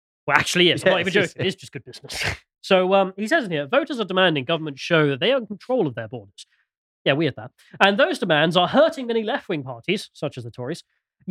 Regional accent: United Kingdom; all of us Brits in the camp

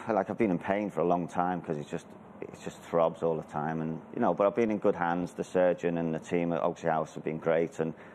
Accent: Merseyside, North West England, United Kingdom; I grew up in Merseyside on a council estate

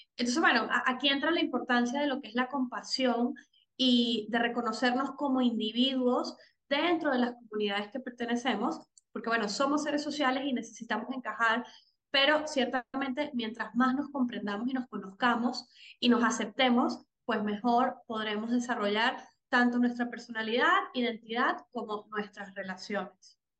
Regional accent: Venezuela; soy venezolana

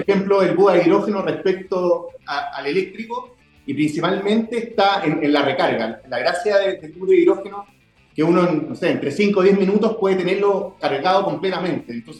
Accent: Viña del Mar, Valparaíso, Chile; yo soy de Viña del Mar

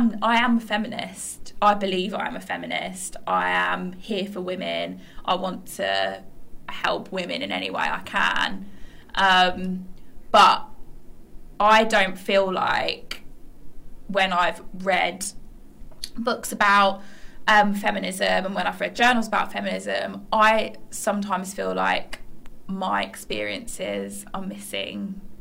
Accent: West Midlands, United Kingdom; I was a working class brown girl growing up in the West Midlands in a town which was predominantly white

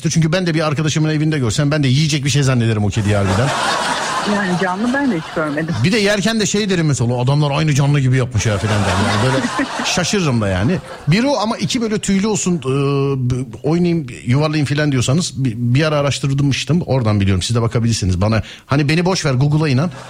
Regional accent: Istanbul, Turkey

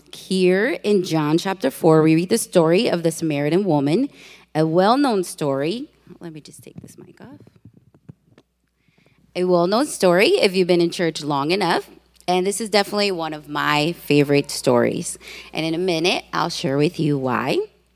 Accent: Puerto Rico; now in Chicago, United States; for those of you who know Spanish. I am originally from Puerto Rico, that beautiful island. I have been living in Chicago for most of my life.

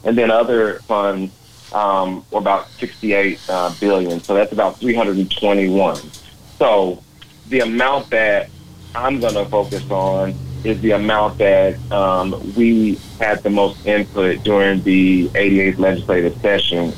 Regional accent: Dallas, Texas, United States; a lifelong resident, you know, in Dallas and growing up in the Oak Cliff area

